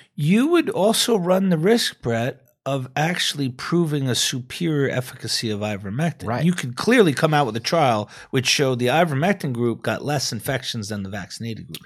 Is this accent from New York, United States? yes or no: yes; New York City, New York, United States; I'm from New York. That's where I, I trained